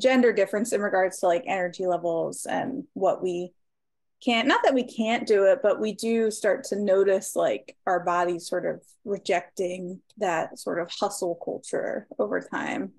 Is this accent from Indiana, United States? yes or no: no; Maryland, United States; now in Rocky River, United States; I'm originally from Maryland, but I currently reside right outside of Cleveland, Ohio, uh, specifically Rocky River